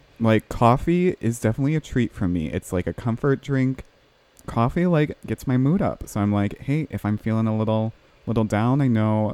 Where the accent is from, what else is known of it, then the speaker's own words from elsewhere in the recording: Midwest, United States; I was born in the Midwest